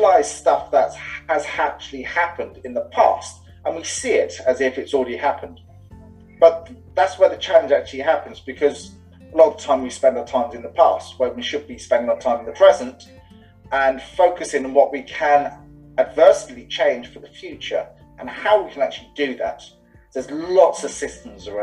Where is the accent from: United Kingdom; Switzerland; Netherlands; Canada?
United Kingdom; England; also born or lived in London; now in Dublin, Ireland; I'm English, living in Dublin.